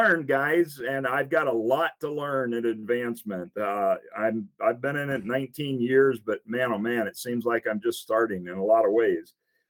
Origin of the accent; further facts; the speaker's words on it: Minnesota, United States; also born or lived in Africa; I was born in Minnesota. But 6 months later, I was out in Africa. And yes, I grew up in Africa. I spent 13 years growing up in Africa, my mom and dad.